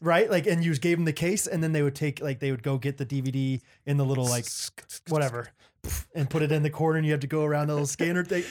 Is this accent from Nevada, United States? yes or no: no; Olathe, Kansas, United States; this is my hometown